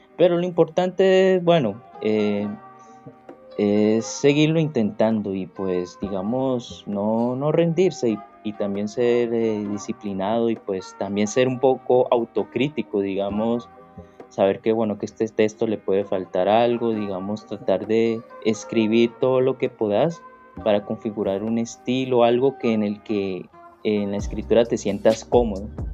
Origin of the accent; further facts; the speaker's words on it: Cali, Valle del Cauca, Colombia; vivir en Cali es escuchar salsa las 24 horas del día